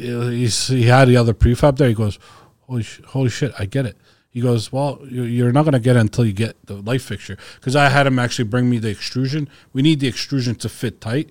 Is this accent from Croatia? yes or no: yes; Croatia; I'm from Croatia